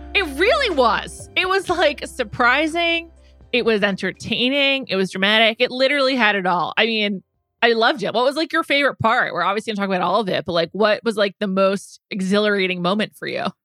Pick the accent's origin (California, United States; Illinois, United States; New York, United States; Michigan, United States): New York, United States; New York City; I'm from New York City, I'm from the Upper West Side